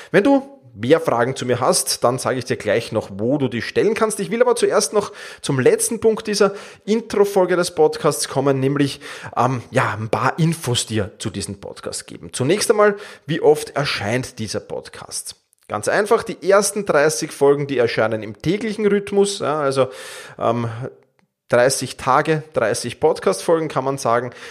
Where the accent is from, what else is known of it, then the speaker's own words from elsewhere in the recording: Vienna, Austria; Ich komme aus Wien. Meinen Ursprung habe ich im Fußball